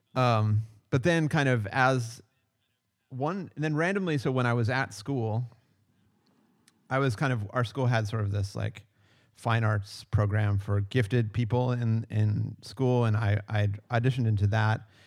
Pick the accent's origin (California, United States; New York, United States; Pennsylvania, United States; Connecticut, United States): Pennsylvania, United States; McKees Rocks; I'm originally from uh, Pittsburgh, Pennsylvania, and technic- even more technically, oh, okay. McKees Rocks, Pennsylvania